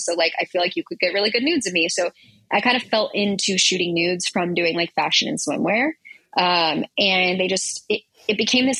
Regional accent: Texas, United States; because I came from Texas, and I basically was working there and was able to transfer out to California

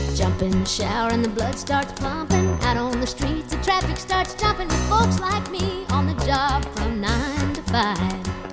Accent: DeFuniak Springs, Florida, United States; moved away as an adult; also born or lived in Tallahassee, Florida; now in Wake Forest, United States; I'm originally from the Panhandle of Florida. Little town in Walton County, just over the bay from Destin, Defuniac Springs, Florida

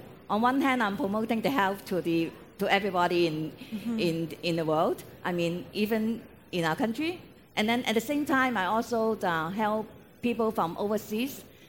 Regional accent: Hong Kong; moved away as an adult; now in Vancouver, Canada; born and raised in Hong Kong. So came to Canada in 1991

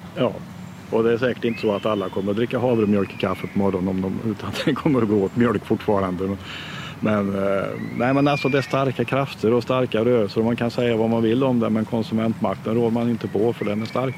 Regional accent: Sweden; jag är uppväxt i Drevenhäste

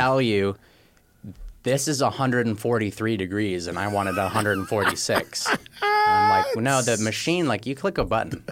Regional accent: Palo Alto, California, United States; also born or lived in Michigan; I'm from Northern California, born in Palo Alto

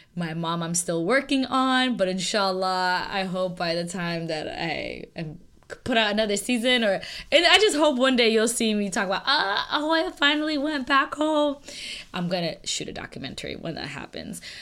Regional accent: United States; I'm American

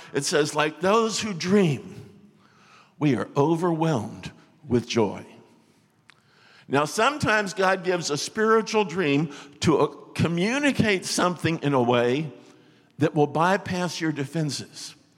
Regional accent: Florida, United States; moved away; I was from Florida

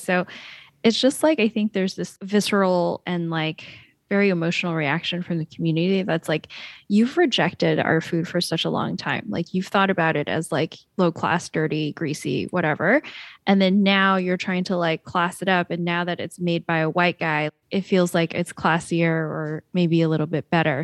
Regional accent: Shanghai, China; now in United States; Shanghai, which is, like, my hometown

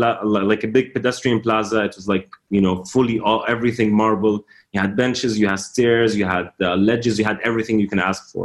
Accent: Doha, Qatar; moved away; also born or lived in Amman, Jordan; So I was born in Doha, Qatar, and this is where I grew up for a little bit, and then we moved to Amman.

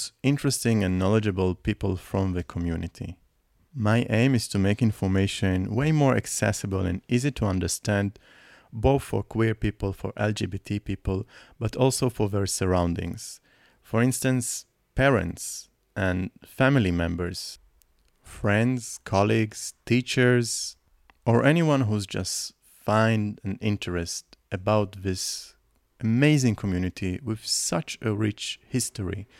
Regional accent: Nahariya, Northern District, Israel; first language Hebrew; English is a second language; I also grew up in a very small town up in the north of Israel called Nahariya

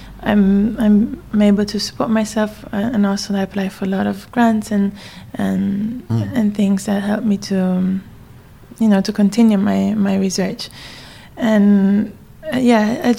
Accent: Trieste, Friuli-Venezia Giulia, Italy; moved away as an adult; also born or lived in Bangkok, Thailand / Bologna, Italy / New York, United States / London, United Kingdom; in Trieste, in my hometown as well.

